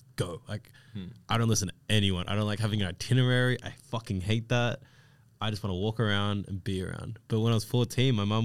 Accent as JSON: {"language": "English", "town": "Cranbourne", "region": "Victoria", "country": "Australia", "tie": "born or raised there", "said": "I grew up in Cranbourne"}